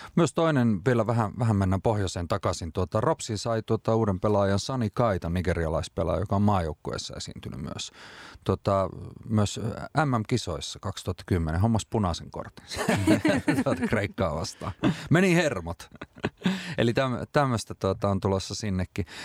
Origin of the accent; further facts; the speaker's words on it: Rovaniemi, Lapland, Finland; kotikaupunkini ylpeys Robson